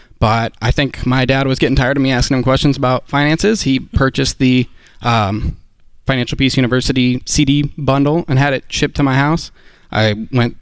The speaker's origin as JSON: {"language": "English", "town": "Oklahoma City", "region": "Oklahoma", "country": "United States", "said": "we're from Oklahoma City"}